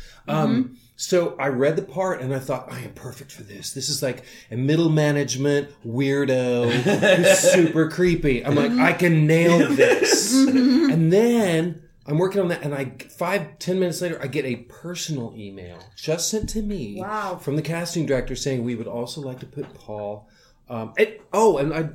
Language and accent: English; Hutchinson, Kansas, United States; moved away; I grew up in Hutchinson, Kansas.